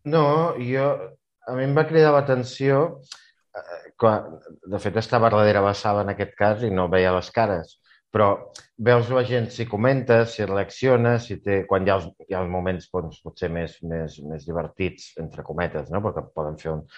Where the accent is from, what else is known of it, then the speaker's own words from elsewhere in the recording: Catalonia, Spain; com a català